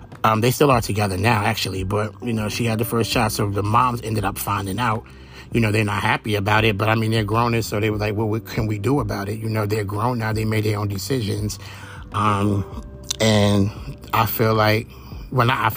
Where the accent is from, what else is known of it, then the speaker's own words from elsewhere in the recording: Brooklyn, New York, United States; I'm from Brooklyn